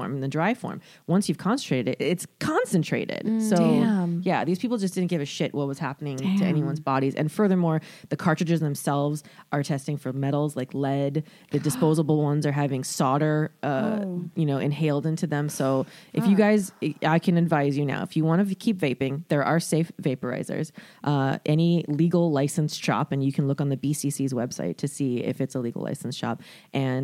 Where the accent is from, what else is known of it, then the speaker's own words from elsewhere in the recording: Florida, United States; I'm from Florida.